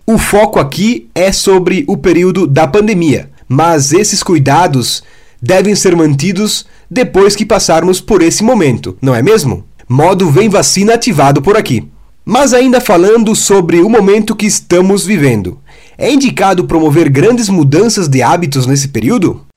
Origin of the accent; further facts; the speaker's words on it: Rodeio, Santa Catarina, Brazil; Tenho 23 anos e sou da cidade de Rodeio, Santa Catarina